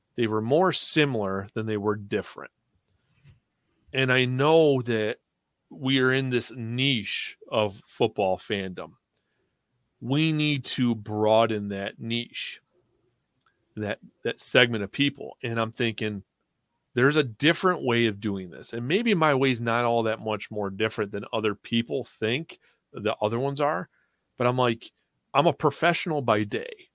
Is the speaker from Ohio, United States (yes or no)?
no; Western New York, United States; now in Florida, United States; I live in Florida, but I'm originally from Western New York